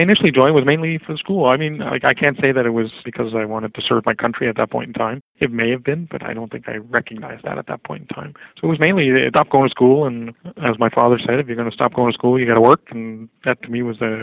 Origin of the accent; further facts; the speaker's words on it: Quebec City, Quebec, Canada; moved away; I'm originally from Quebec City